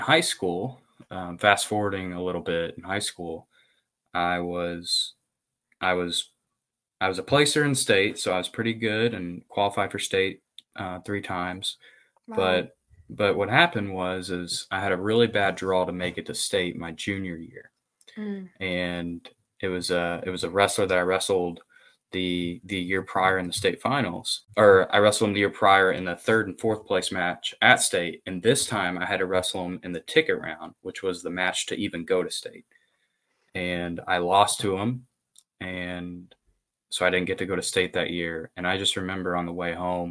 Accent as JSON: {"language": "English", "town": "Corydon", "region": "Indiana", "country": "United States", "said": "I'm from Corydon, Indiana"}